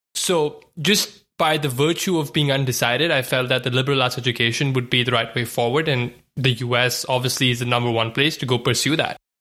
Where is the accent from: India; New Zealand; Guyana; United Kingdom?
India; moved away as an adult; now in United States; was born and raised in India, you know, spent eighteen years of my life there